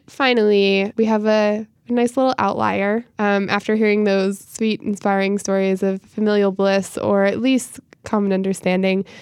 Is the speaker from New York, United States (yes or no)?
yes; upstate New York, United States; moved away; my hometown, which is a very small hamlet in upstate New York